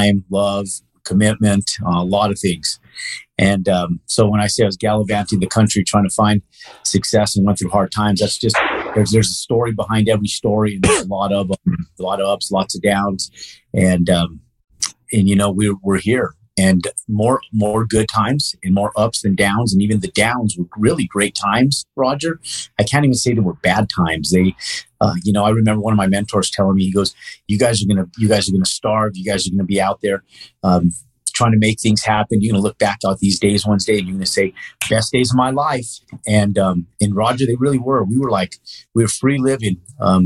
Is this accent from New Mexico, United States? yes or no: yes; Albuquerque, New Mexico, United States; moved away as an adult; I was born and raised here in Albuquerque